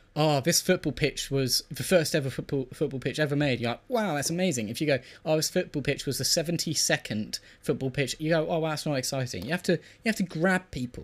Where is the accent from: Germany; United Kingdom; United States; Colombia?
United Kingdom